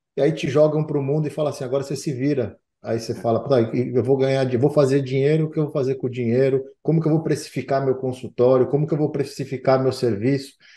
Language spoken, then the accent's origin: Portuguese; Manaus, Amazonas, Brazil; moved away; eu cresci em Manaus